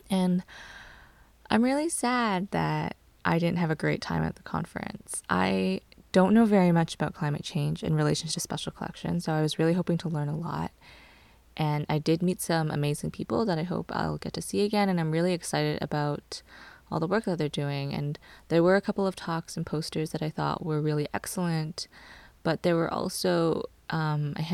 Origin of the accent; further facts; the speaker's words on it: Canada; I am Cantonese Canadian and part of the Hong Kong diaspora.